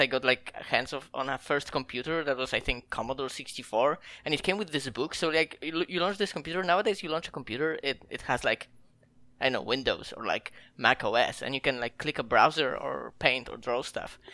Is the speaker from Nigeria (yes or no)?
no; Poland; I'm from Poland